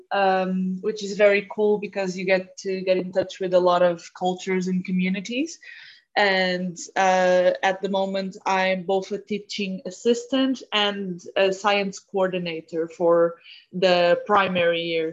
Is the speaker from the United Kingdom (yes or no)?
no; Portugal; I come from Portugal.